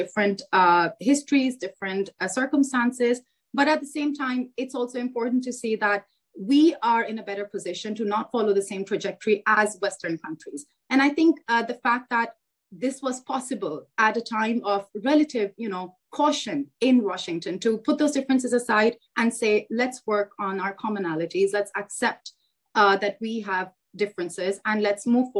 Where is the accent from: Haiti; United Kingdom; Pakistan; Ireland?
Pakistan; as a Pakistani